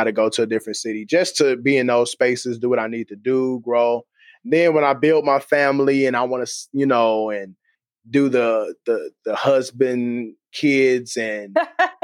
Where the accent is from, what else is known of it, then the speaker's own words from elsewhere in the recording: Kansas City, United States; I'm from Kansas City